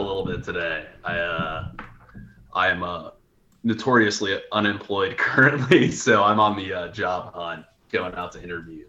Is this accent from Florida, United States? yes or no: yes; Ocala, Florida, United States; moved away; also born or lived in Gainesville, Florida; So I'm originally from Ocala. My whole family's been there for over 100 years.